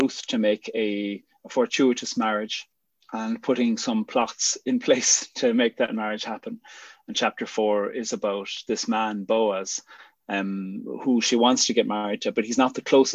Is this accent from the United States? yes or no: no; Cork, Munster, Ireland; moved away; also born or lived in Northern Ireland; I'm from the People's Republic of Cork. So, Cork.